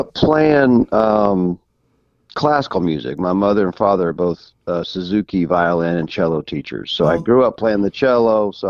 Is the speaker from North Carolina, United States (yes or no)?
yes; Altamahaw-Ossipee, North Carolina, United States; moved away as an adult; also born or lived in Burlington, North Carolina / Florida / Austin, Texas / Nashville; Well, I'm actually originally from North Carolina. I grew up outside of, I actually was born in Burlington, North Carolina, and then I grew up outside of Elon College in a little town called Altima Hall, Ossipee, North Carolina.